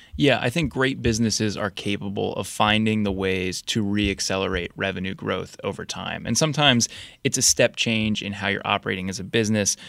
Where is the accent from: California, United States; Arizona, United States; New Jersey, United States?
New Jersey, United States; moved away as an adult; also born or lived in Boston; now in Washington, D.C., United States; I grew up in New Jersey, went to school in Boston, then moved down to D C.